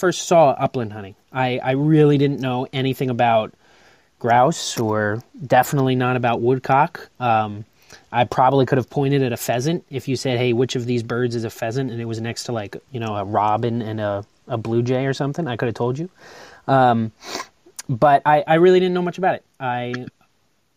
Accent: Long Island, New York, United States; But I grew up on Long Island

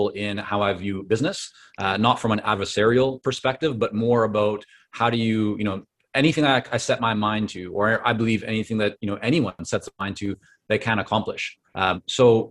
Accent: Vancouver, British Columbia, Canada; English is a second language; also born or lived in Toronto, Canada / Israel; I was born in Toronto, and at 2 years of age, my parents took my sister and I and moved us over to Israel. And so I grew up in Israel for about 4.5 years, came back to Canada, but this time to Vancouver

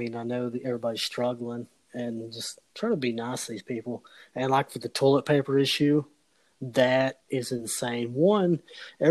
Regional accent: the South, United States; I grew up in the South

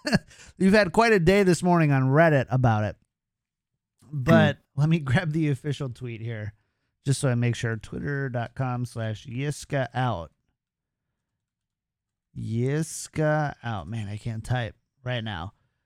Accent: United States; I'm from the United States

